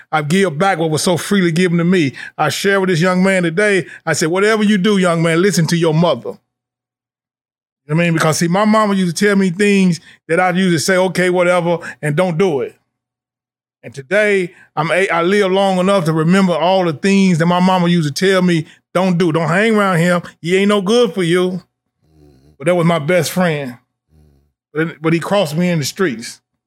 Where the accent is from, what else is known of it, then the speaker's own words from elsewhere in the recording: Nashville, Tennessee, United States; now in Louisville, United States; I'm from Nashville, Tennessee